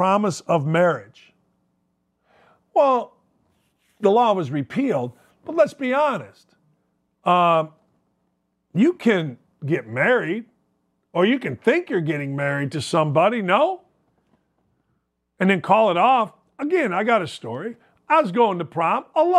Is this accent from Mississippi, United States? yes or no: no; Merrillville, Indiana, United States; We're from Merrillville, Indiana.